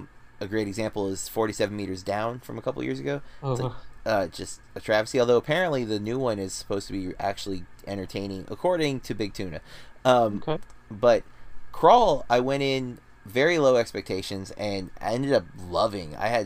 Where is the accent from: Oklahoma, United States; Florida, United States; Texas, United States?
Florida, United States; my home state here in Florida.